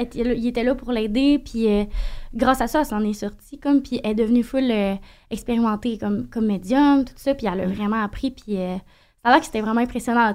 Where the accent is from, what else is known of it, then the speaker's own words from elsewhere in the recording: Saint-Honoré, Quebec, Canada; Puis je viens d'un petit village.